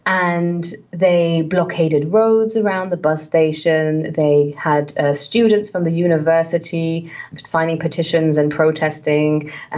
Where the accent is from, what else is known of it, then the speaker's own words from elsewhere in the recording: London, United Kingdom; right where I grew up in West London